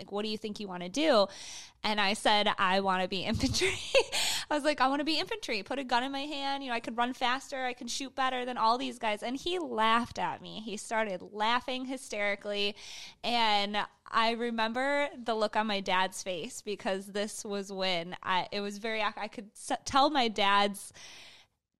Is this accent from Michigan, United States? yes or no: yes; Michigan, United States; we grew up in Michigan, kind of on a farm